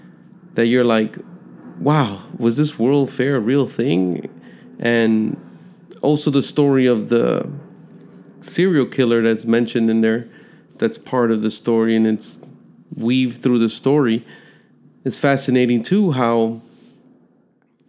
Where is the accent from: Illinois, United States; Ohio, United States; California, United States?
Illinois, United States; Chicago; moved away; I was born and raised in Chicago